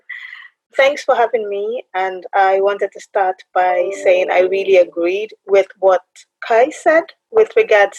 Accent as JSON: {"language": "English", "country": "Nigeria", "said": "I'm Nigerian in origin"}